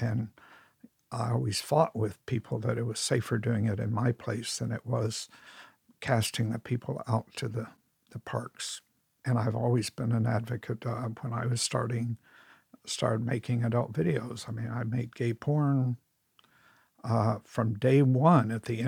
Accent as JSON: {"language": "English", "town": "San Francisco", "region": "California", "country": "United States", "said": "I mean, I come from San Francisco in 61 when you could only do drag on Halloween."}